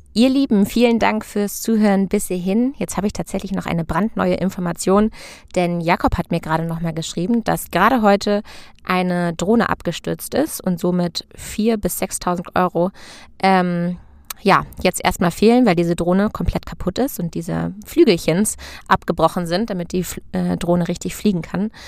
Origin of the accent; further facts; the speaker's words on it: Hanover, Lower Saxony, Germany; moved away; Freundin von mir aus meiner Heimat, die jetzt sozusagen ganz, ganz frisch in unsere Mädelsrunde aufgenommen wird und das erste weibliche Nachkommen von uns zu Hause von meinen Hannover Girls ist